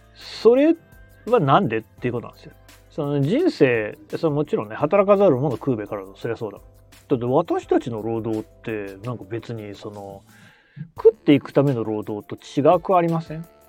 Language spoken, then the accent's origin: Japanese; Nagoya, Aichi, Japan; 名古屋の出身